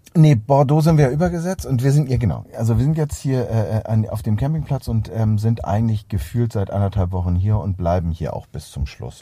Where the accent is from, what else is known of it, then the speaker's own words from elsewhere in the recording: Hamburg, Germany; bei uns in Hamburg